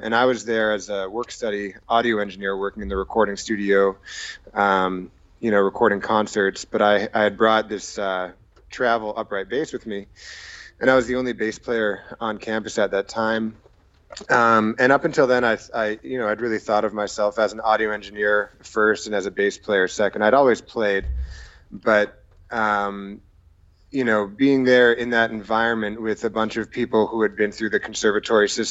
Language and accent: English; Brookline, Massachusetts, United States; moved away as an adult; also born or lived in Baltimore, Maryland; now in Los Angeles, United States; I'm originally from Boston, Massachusetts. I grew up right outside in a town called Brookline